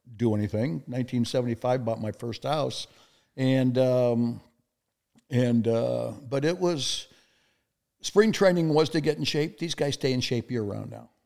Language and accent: English; El Segundo, California, United States; moved away as an adult; now in Kansas City, United States; my hometown, El Segundo, California